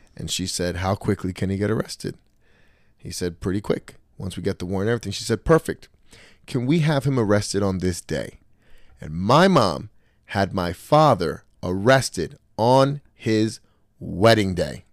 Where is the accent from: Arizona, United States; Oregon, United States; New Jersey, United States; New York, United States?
New Jersey, United States; Trenton; I grew up in Trenton with a single mom.